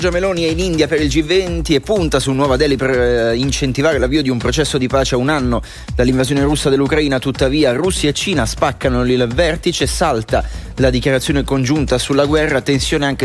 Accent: Vigone, Piedmont, Italy; Di Vigone.

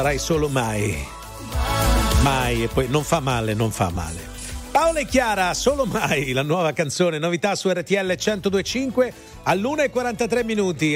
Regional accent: Salerno, Campania, Italy; Di Salerno

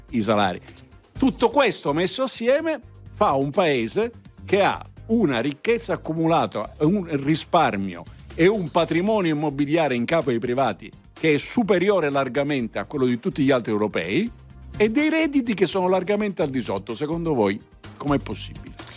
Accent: Southern Italy, Italy; sono del sud, sono terrone, orgogliosamente terrone

